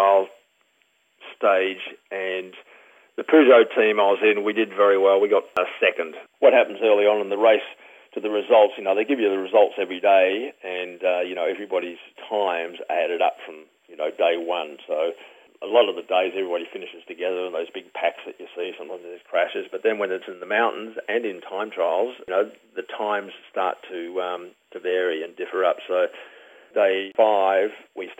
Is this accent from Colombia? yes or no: no; Australia; moved away as an adult; also born or lived in Paris, France; as an Australian, when you represent the country as a Commonwealth Games athlete